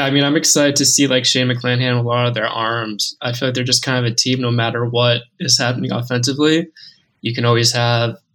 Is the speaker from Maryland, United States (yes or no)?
no; Boston, Massachusetts, United States; moved away; I grew up in Boston, so I'm used to seeing the diehard fan base